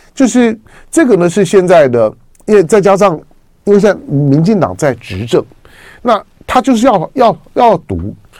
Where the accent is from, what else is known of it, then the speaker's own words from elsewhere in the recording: Taiwan; 我是一个出生在台湾的中国人